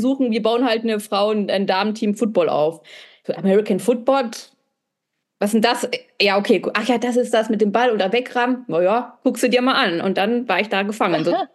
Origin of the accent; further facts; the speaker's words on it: North Rhine-Westphalia, Germany; moved away; also born or lived in southern Germany (mountains); in Ostwestfalen, wo ich herkomme